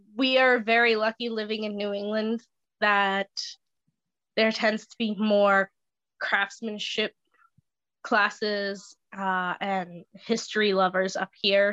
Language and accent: English; Bristol, Rhode Island, United States; I was um, born and raised in downtown Bristol